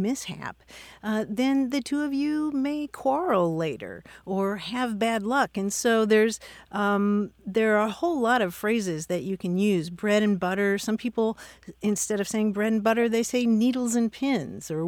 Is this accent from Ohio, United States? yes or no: no; Kentucky, United States; I'm from Kentucky myself